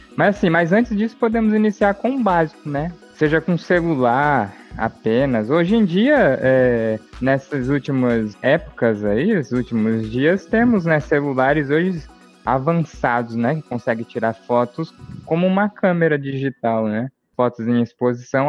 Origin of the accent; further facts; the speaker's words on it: Brazil; nós aqui, como brasileiros também